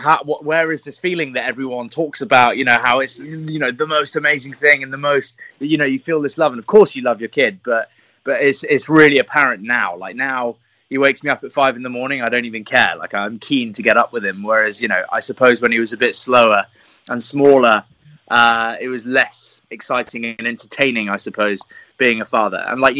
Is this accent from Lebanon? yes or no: no; French West Indies, France; also born or lived in England; now in United Kingdom; I was born in the English countryside, but was raised in the French West Indies.